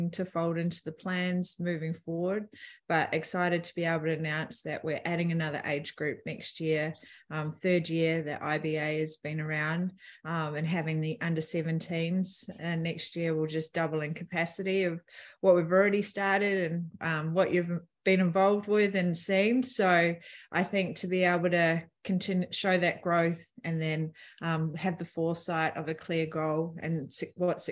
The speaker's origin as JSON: {"language": "English", "town": "Palmerston North", "region": "Manawatū-Whanganui", "country": "New Zealand", "tie": "born or raised there", "said": "I grew up in Palmerston North"}